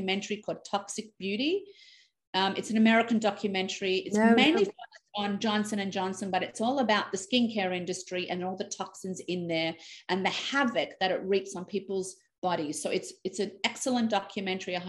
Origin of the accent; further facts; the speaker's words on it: Australia; moved away as an adult; now in Canada; I'm born and raised in Australia